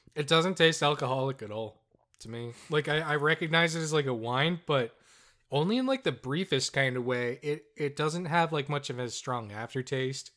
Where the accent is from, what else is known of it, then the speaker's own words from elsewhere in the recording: Newfoundland and Labrador, Canada; we're from the most populated city in the province, where half of the people live.